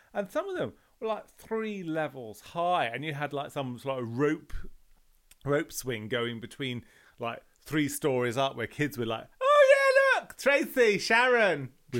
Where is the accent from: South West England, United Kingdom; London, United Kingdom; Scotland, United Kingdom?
London, United Kingdom; I was brought up in London in the 70s